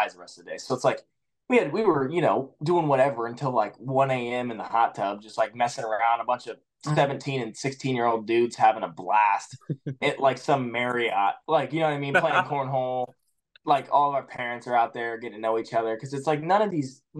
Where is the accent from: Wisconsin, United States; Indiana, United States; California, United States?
Indiana, United States; I'm from Indiana